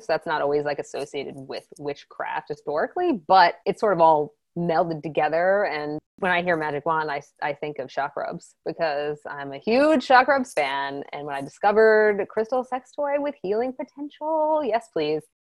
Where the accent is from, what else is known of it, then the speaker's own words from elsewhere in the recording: Maryland, United States; I'm from Maryland